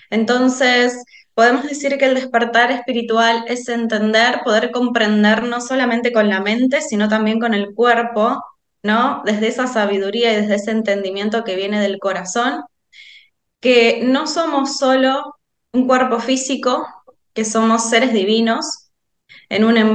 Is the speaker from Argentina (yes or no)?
yes; Argentina; Como verán, soy argentina.